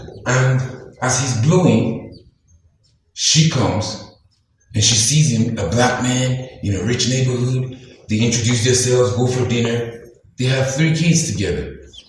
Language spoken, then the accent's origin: English; Nigeria; In my Nigerian context, as a Nigerian guy